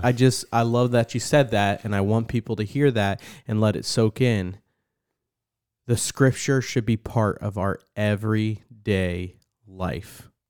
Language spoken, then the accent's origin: English; United States; as an American